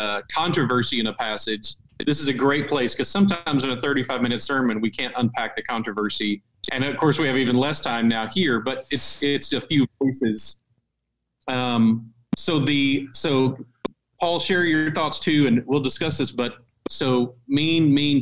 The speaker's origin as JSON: {"language": "English", "country": "United States", "said": "as an American"}